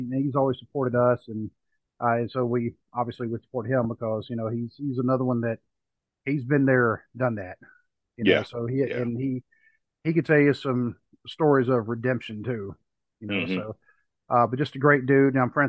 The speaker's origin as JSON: {"language": "English", "region": "the South", "country": "United States", "tie": "born or raised there", "said": "Dwayne and I, we grew up in the South. We just didn't have a lot of hockey growing up"}